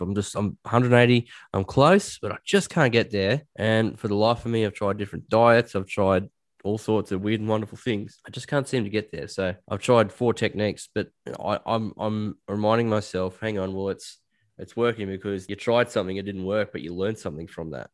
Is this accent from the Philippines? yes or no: no; Australia; also born or lived in Liverpool, England; I'm Australian